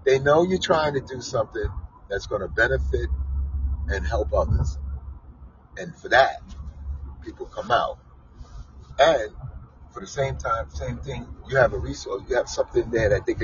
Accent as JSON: {"language": "English", "town": "New York City", "region": "New York", "country": "United States", "said": "I came from Coney Island"}